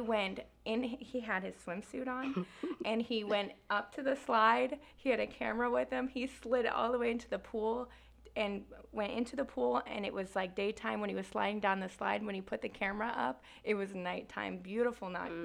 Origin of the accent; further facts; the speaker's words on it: Naples, Florida, United States; also born or lived in France; So I was born in France. I lived there for seven years, grew up in Naples, Florida